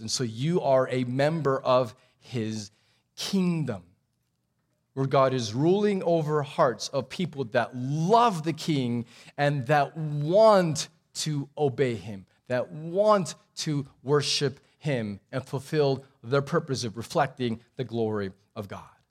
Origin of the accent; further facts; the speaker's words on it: Texas, United States; also born or lived in Abu Dhabi; we're Texan